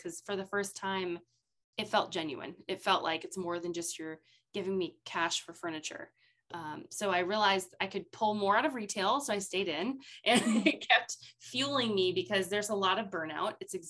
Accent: near Albany, New York, United States; now in Charleston, United States; I grew up in New York State. I lived close to Albany. I went to University of Albany

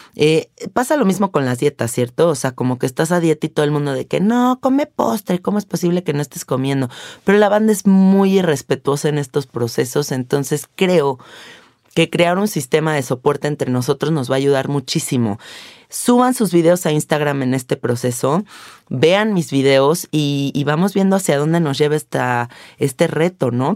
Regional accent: Mexico; siendo mexicanos

